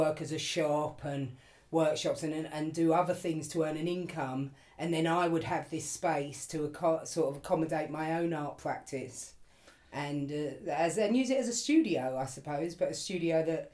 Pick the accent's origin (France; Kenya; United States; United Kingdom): United Kingdom; London; I grew up in Pimlico, still live in Pimlico now.